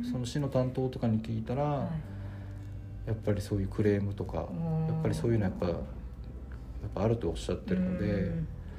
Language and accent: Japanese; Urasoe, Okinawa, Japan; 浦添出身です。